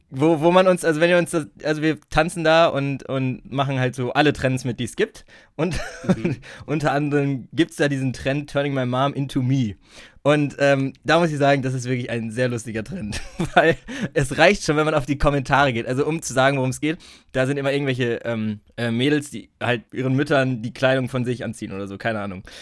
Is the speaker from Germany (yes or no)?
yes; Bielefeld, North Rhine-Westphalia, Germany; als Bielefelder